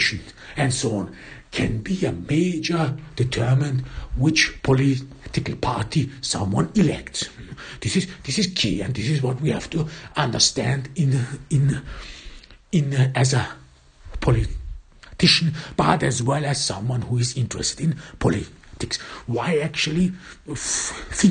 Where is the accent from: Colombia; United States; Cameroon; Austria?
Austria; in my home country, in Austria